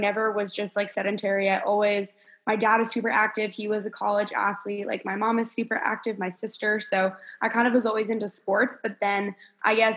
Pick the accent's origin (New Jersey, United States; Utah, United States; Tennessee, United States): New Jersey, United States; moved away as an adult; now in Kentucky, United States; I'm originally from New Jersey and I ended up going to school at the University of Kentucky